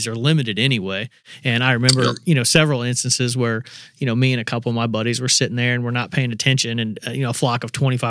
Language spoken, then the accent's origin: English; Indiana, United States; growing up in Indiana, we had a short little teal season